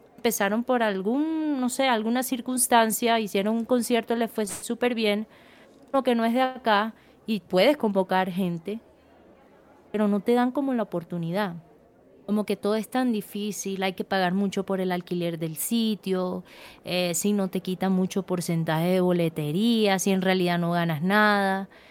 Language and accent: Spanish; Santa Marta, Magdalena, Colombia; moved away; yo soy de Santa Marta